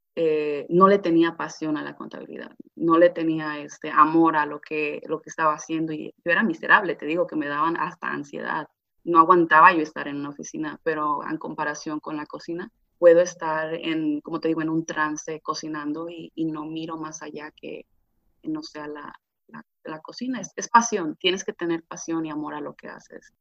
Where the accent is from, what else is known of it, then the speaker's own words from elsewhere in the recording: Ixtapan de la Sal, State of Mexico, Mexico; now in California, United States; yo soy originaria de Ixtapan de la Sal, México